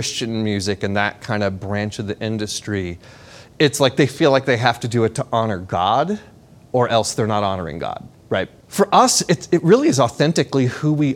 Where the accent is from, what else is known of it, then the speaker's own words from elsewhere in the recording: Orange County, California, United States; we're from Orange County, and we play music because we love Jesus.